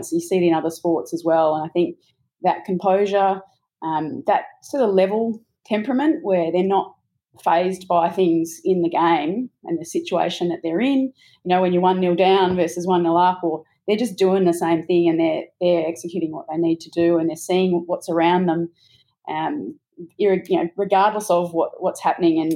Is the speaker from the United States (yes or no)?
no; Australia; I think as an Australian